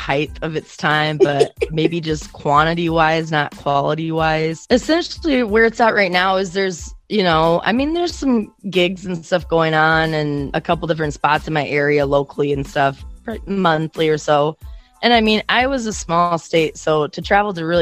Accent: Iowa, United States; I'm from Iowa

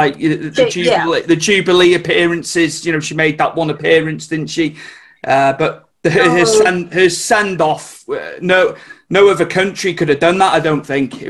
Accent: Wales, United Kingdom; I'm from Wales. So I'm not in England, but you'd think we were from England. We're that close to the border

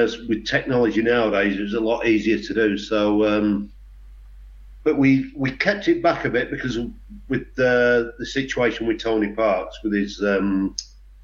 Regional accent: Boston, East Midlands, United Kingdom; we're coming from Boston, which was a small place

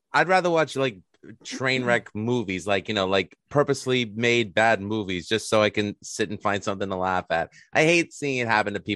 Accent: New York City, New York, United States; now in Long Island, United States; I'm from New York City originally, but I now live in Long Island

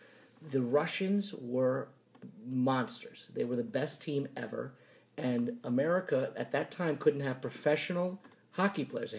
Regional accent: New Orleans, Louisiana, United States; I grew up in New Orleans.

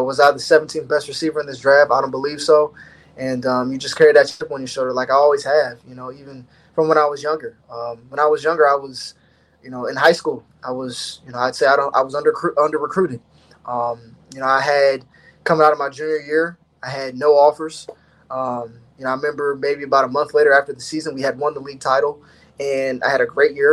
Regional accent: Ohio, United States; growing up in Ohio, there's one school you want to go to.

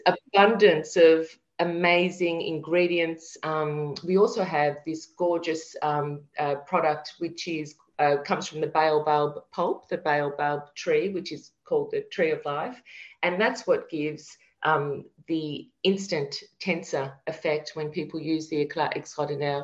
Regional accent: Melbourne, Victoria, Australia; moved away as an adult; also born or lived in France; now in Paris, France; we're from Melbourne, Australia, and uh, we have, you know, a lovely home near the beach

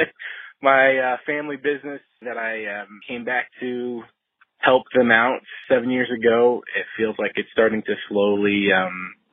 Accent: Dallas, Texas, United States; I am from Dallas, Texas.

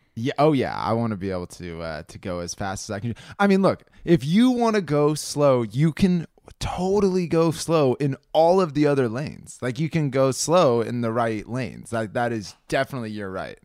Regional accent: California, United States; This is what we Californians grew up

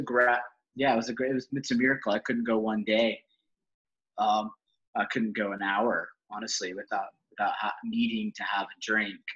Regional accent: Salt Lake City, Utah, United States; I was raised in Salt Lake City, Utah

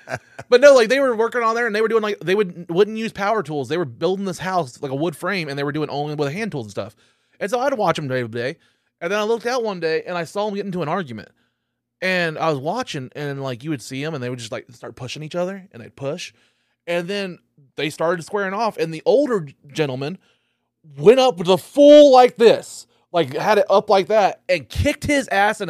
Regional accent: Dewey, Oklahoma, United States; That's the way I grew up in Dewey.

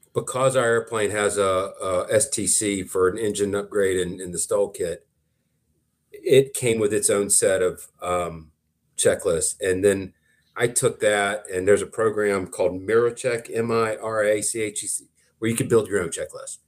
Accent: Thomaston, United States; moved away; my hometown of Thomaston

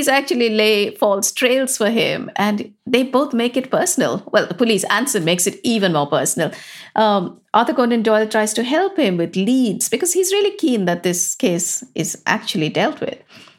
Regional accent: England, United Kingdom; And this is part of being English, is that we have the best justice system.

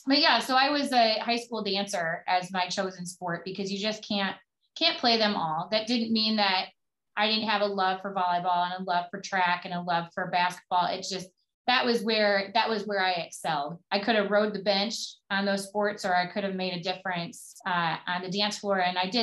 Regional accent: Crystal Lake, Illinois, United States; also born or lived in Woodstock, Illinois; Well, I grew up in Crystal Lake, Illinois, which is northwest of Chicago by about 50 miles. I was born just down the street in Woodstock. It was the nearest hospital.

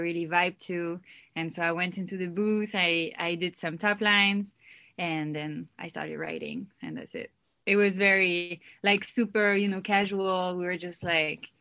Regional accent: Paris, Île-de-France, France; English is a second language; moved away as an adult; now in Los Angeles, United States; I'm from France. I was born in France and raised there. I moved to Los Angeles 5 years ago

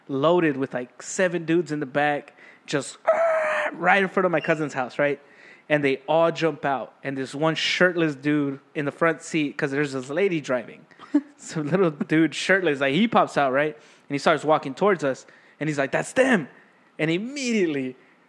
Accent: Austin, Texas, United States; I grew up in Dove Springs area

